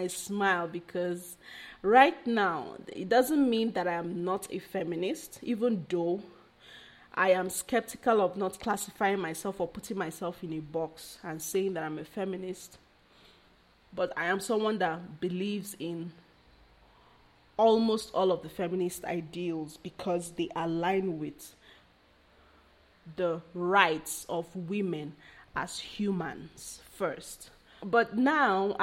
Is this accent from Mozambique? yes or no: no; Nigeria; I'm Nigerian